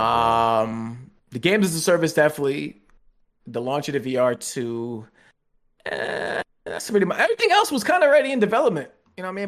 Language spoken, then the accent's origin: English; United States; I am American